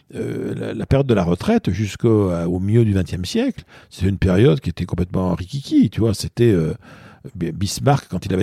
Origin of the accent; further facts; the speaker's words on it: Paris, Île-de-France, France; moi je suis parisien, donc je prends un exemple très parisien